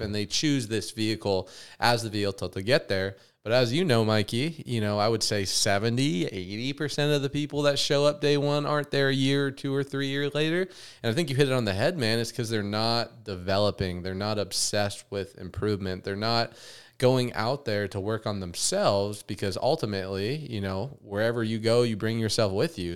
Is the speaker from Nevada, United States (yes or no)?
yes; Las Vegas, Nevada, United States; growing up in Vegas